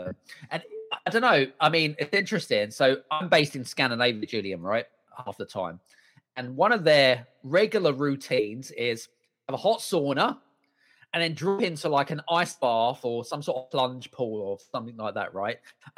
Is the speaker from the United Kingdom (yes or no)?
yes; United Kingdom; And so it was kind of weird, like coming from a culture, like being British, you're kind of not used to seeing that, right?